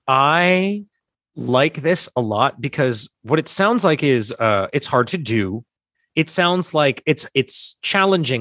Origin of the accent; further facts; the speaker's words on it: New Jersey, United States; we're from South Jersey, which is weirdly Philly adjacent